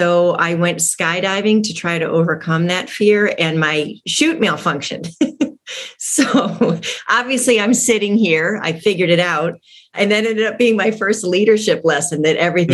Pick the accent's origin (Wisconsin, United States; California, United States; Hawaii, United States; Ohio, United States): Ohio, United States; Toledo; moved away as an adult; also born or lived in San Francisco; I'm from Toledo, Ohio, and was brave enough to fly to San Francisco without a job